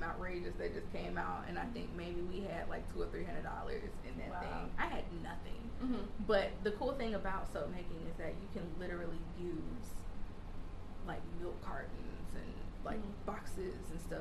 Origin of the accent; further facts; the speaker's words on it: Bowling Green, Kentucky, United States; moved away as an adult; now in Charleston, United States; growing up in Bowling Green, we didn't have a Whole Foods